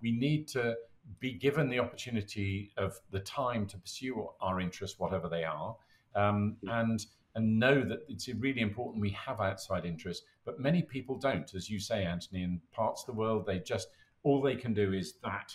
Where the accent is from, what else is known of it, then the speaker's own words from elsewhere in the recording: United Kingdom; We're British.